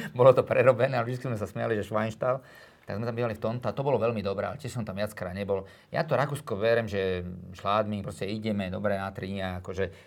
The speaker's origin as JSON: {"language": "Slovak", "town": "Trenčín", "region": "Trenčín Region", "country": "Slovakia", "tie": "born or raised there", "also_born_or_lived": "Drietoma", "moved": "yes", "lives_now": "Bratislava, Slovakia", "said": "tam som ja vlastne vyrastal, ja som sa narodil v Trenčíne"}